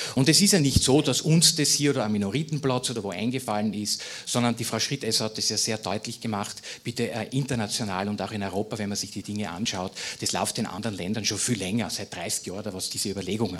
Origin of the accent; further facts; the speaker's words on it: Styria, Austria; meinem Heimatbundesland Steiermark